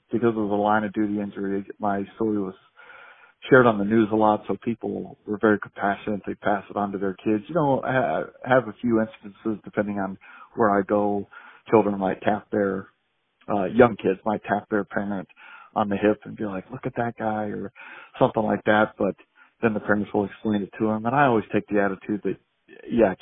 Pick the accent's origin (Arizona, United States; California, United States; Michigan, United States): Arizona, United States; Phoenix; I'm from Phoenix, Arizona. Born and raised here